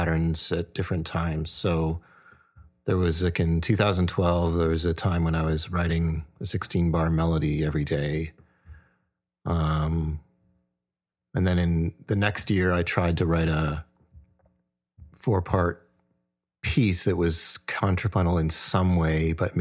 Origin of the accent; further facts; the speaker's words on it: Burlington, Ontario, Canada; now in Toronto, Canada; growing up in Burlington